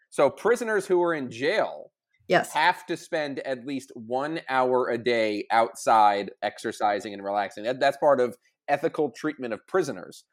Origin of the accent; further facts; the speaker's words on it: Long Island, New York, United States; I grew up in Long Island